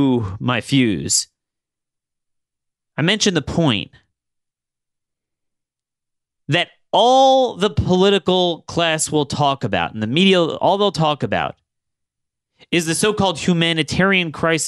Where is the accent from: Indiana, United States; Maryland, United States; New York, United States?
Maryland, United States; in my home state of Maryland